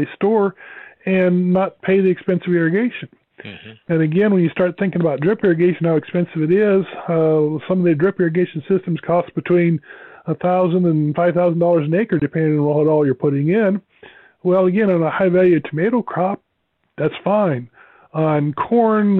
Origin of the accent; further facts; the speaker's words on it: Nebraska, United States; I grew up in Nebraska